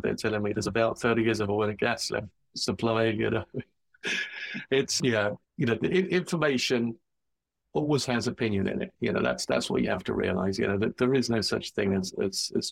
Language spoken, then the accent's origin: English; England, United Kingdom; I'm from England, where it's generally pretty cold.